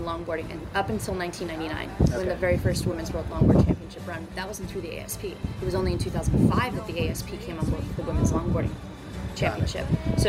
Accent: Huntington Beach, California, United States; I was born on California Street in Huntington, so literally blocks from the beach at home. And both my parents surfed. They met out at Newport Jetties.

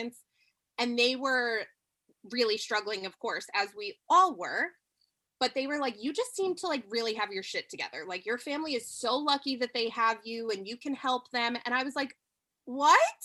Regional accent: New York, United States; I'm from New York.

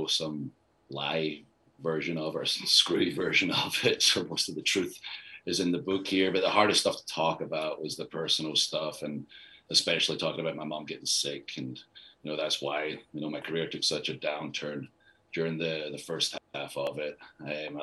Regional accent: Scotland, United Kingdom; moved away; I'm Scottish

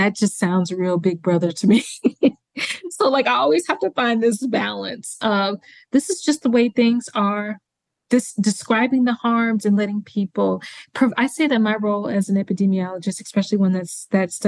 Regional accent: Mississippi, United States; moved away; my home state of Mississippi

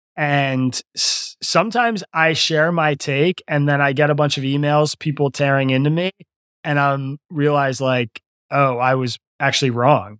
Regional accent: Lower Bucks County, Pennsylvania, United States; also born or lived in Philadelphia, Pennsylvania; I grew up in Lower Bucks County, which is a bellwether county.

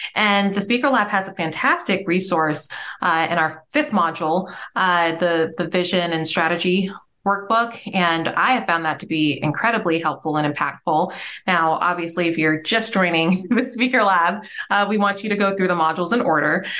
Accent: Nigeria; I'm Nigerian

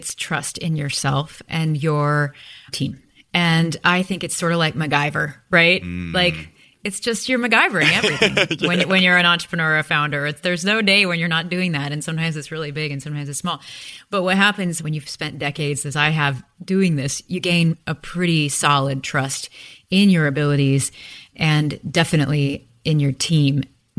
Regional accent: Midwest, United States; And there's something about growing up in the Midwest too.

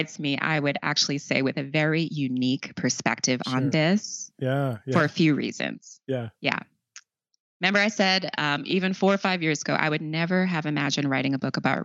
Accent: Long Island, New York, United States; also born or lived in South Bronx, New York; they were able to move out to Long Island

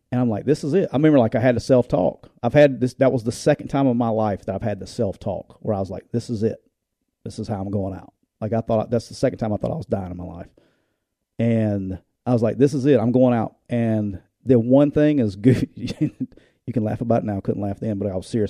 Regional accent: Alabama, United States; I'm from Alabama

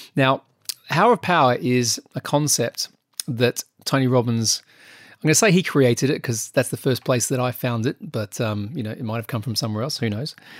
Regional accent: Australia; now in United Kingdom; being an Australian

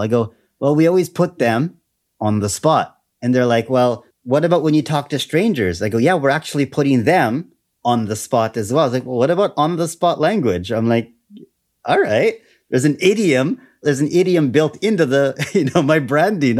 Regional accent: Canada; also born or lived in Taiwan; I am Canadian.

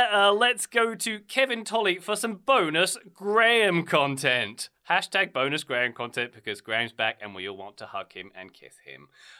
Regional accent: London, United Kingdom; moved away as an adult; I grew up in London

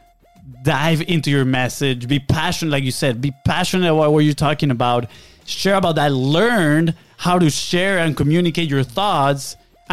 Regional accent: Venezuela; moved away; We're from Venezuela, South America

